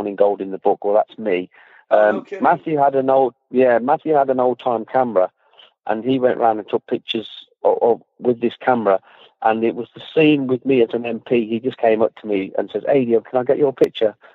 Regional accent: Leamington Spa, West Midlands, United Kingdom; my hometown, Leamington Spa

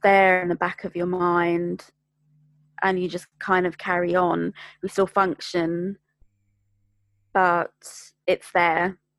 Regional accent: London, United Kingdom; I'm born and bred from Greater London

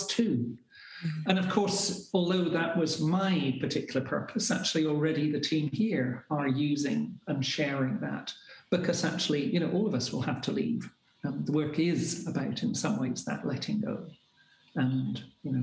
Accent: Scotland, United Kingdom; also born or lived in Glasgow

